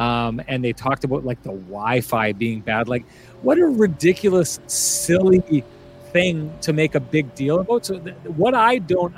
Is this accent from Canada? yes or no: yes; Lac du Bonnet, Manitoba, Canada; also born or lived in Pinawa; Born in the Pinawa Hospital, right near the banks, the lovely banks of the Winnipeg River. Grew up in Paradise.